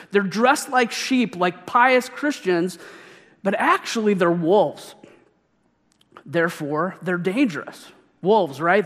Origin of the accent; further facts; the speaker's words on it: Missouri, United States; my home state